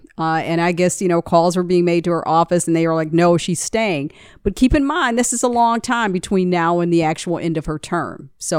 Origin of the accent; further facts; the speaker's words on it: Detroit, Michigan, United States; I remember being in an airport and somehow it came up that I was from Detroit